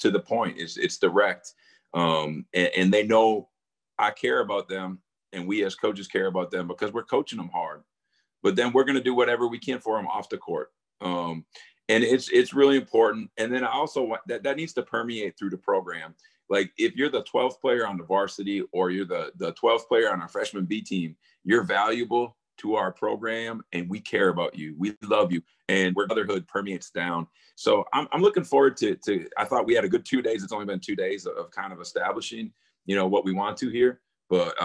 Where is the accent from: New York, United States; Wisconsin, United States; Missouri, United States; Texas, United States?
Wisconsin, United States; I grew up in Wisconsin